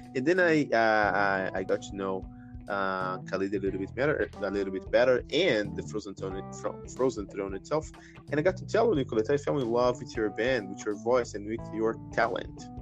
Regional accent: Brazil; I'm Brazilian from Brazil

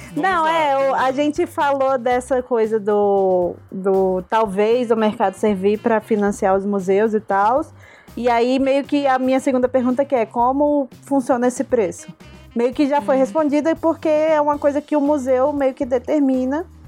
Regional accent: Brasília, Federal District, Brazil; eu também sou de Brasília

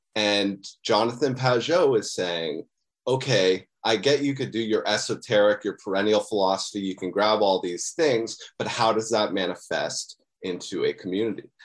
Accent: Muskoka, Ontario, Canada; moved away as an adult; also born or lived in Ottawa; now in Toronto, Canada; I'm from, uh, Ontario, Canada. I, um, I was born in Muskoka

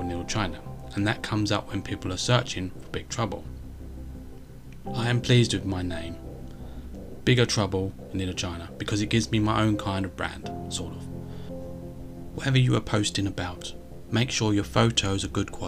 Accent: United Kingdom; I'm British and live in the UK

